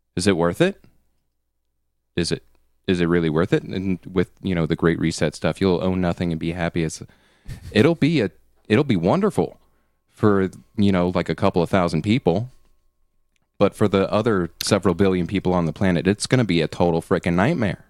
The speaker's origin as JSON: {"language": "English", "country": "United States", "said": "being an American"}